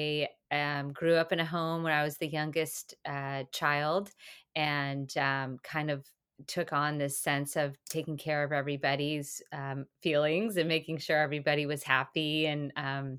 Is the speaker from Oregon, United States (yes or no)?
yes; Portland, Oregon, United States; moved away as an adult; also born or lived in Santa Barbara, California; I am originally from Portland, Oregon